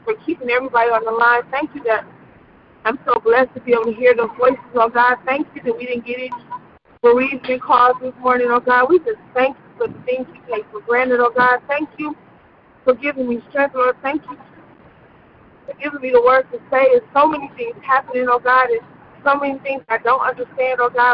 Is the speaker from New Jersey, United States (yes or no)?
yes; New Jersey, United States; Me and my best friend, Kiana, growing up in New Jersey, and we grew up together.